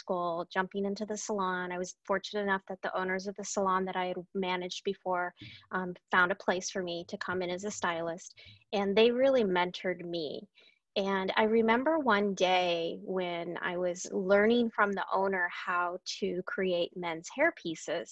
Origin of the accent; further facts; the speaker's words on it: Anchorage, Alaska, United States; I was born and raised in Anchorage, Alaska, and my family has been there.